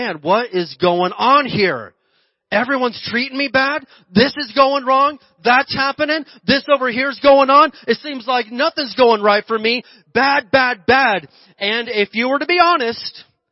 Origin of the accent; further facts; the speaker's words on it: Indiana, United States; also born or lived in Oklahoma; now in Mojave Desert area, California, United States; growing up in Indiana, and I lived in Oklahoma